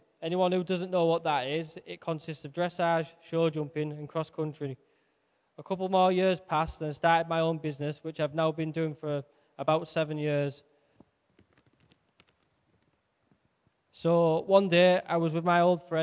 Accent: Skelton, North East England, United Kingdom; moved away as an adult; now in Guisborough, United Kingdom; I live in Gisborough, but I'm originally from Skelton. I was brought up in a non-church background by my mum and my gran

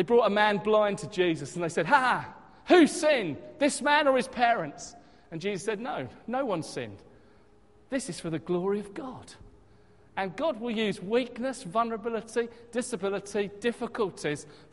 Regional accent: Hastings, South East England, United Kingdom; moved away; my hometown of Hastings

